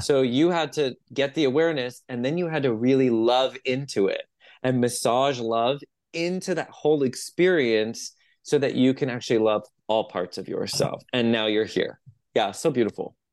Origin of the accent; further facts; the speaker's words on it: San Jose, California, United States; we had a metaphysical store at the end of our street in San Jose. I'm from San Jose, like Los Gatos, Campbell